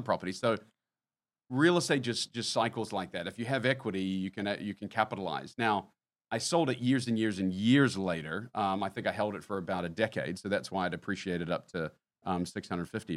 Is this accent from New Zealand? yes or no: yes; New Zealand; moved away as an adult; now in United States; having been born and raised in New Zealand